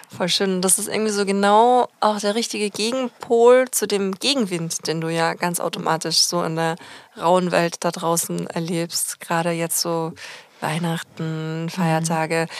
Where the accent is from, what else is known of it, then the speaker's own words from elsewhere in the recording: Austria; bei uns in Österreich